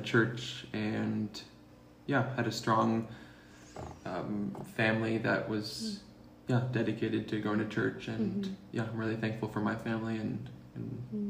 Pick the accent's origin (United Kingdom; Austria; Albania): Albania; also born or lived in Sweden; now in United States; My mom's Swedish, and that's where I'm born. But we grew up in Albania.